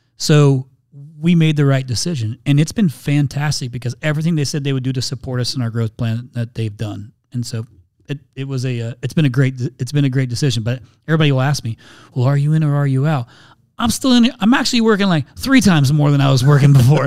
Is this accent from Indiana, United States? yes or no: yes; Indiana, United States; moved away as an adult; now in Phoenix, United States; I'm from Indiana originally, so I grew up on a big old corn and soybean farm